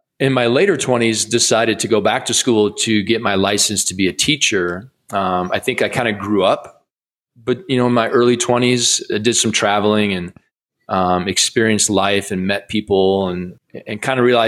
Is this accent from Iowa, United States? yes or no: yes; Iowa, United States; I grew up in Iowa